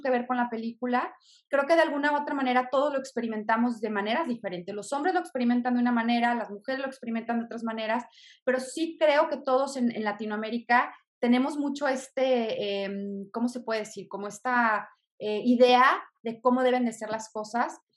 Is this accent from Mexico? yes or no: yes; Mexico; yo en lo personal como mujer mexicana